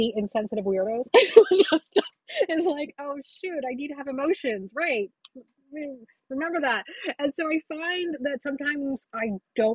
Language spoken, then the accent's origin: English; United States; I was born here